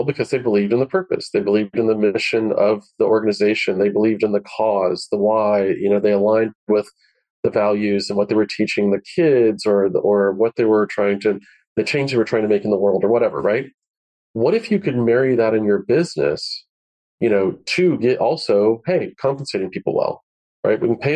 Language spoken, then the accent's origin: English; Florida, United States; I grew up in Florida